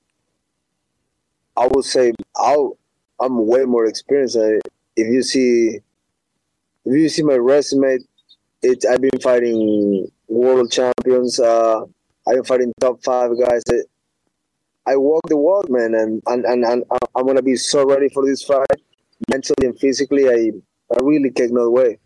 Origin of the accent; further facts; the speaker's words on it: Ecuador; moved away; I'm from Ecuador